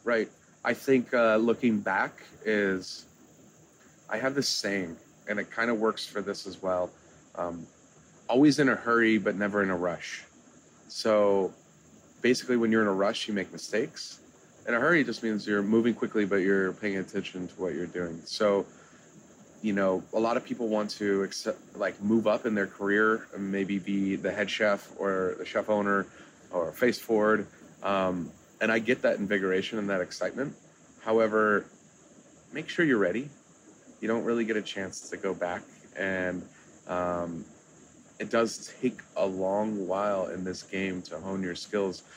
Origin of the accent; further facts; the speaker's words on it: Kansas City, United States; now in Miami, United States; I'm originally from Kansas City, but you know I, am a Miami guy now